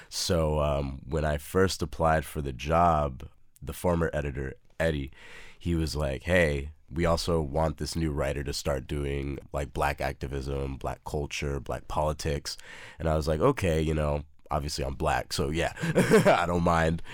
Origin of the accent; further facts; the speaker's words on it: El Paso, Texas, United States; moved away as an adult; also born or lived in Austin, Texas; now in Brooklyn, New York, United States; Born and raised in El Paso, Texas, lived there for eighteen years of my life, and then moved up here to Austin for U T Austin